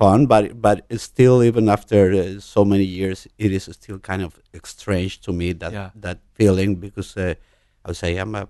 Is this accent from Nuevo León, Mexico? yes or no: no; Mexico City, Mexico; born there; I was born in Mexico City.